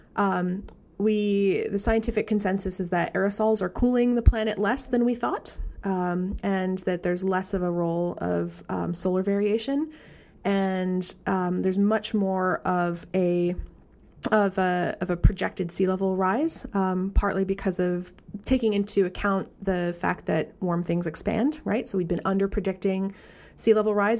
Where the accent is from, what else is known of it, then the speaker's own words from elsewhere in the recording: Vermont, United States; I come from Vermont